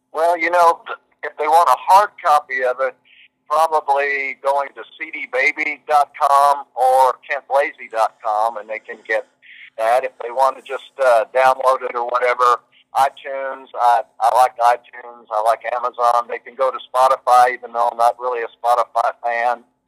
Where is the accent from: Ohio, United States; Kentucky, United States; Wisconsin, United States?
Kentucky, United States; moved away; I came from Kentucky